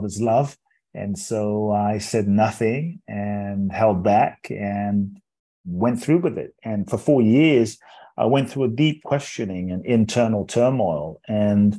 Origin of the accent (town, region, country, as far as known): London, United Kingdom; born or raised there; moved away; also born or lived in Ghana